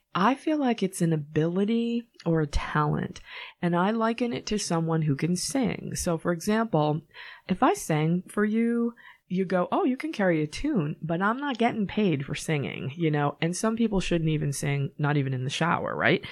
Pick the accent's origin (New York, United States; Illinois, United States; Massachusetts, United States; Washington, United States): Massachusetts, United States; Norwood; moved away as an adult; also born or lived in California; I actually grew up in Norwood, and you can tell that I'm from Norwood because I say Norwood.